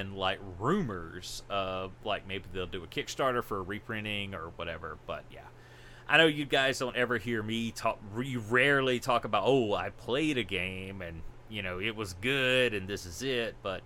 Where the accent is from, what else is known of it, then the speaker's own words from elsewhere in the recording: Mississippi, United States; I'm from Mississippi